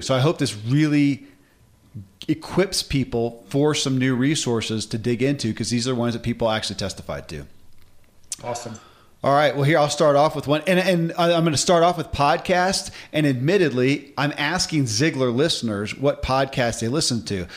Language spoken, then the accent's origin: English; Kentucky, United States; born or raised there